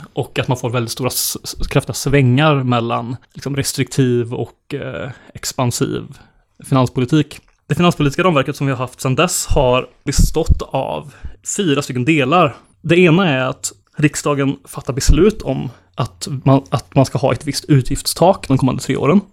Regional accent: Bengtsfors, Västra Götaland, Sweden; min hemkommun eh, Bengtsfors i Dalsland

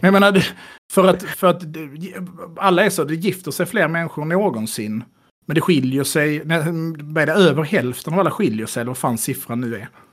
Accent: Skåne, Sweden; jag som skåning

